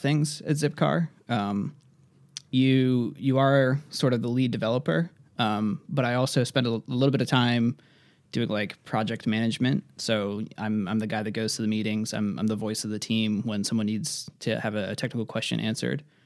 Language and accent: English; Worcester, Massachusetts, United States; for anyone that knows Massachusetts, I'm from the Worcester area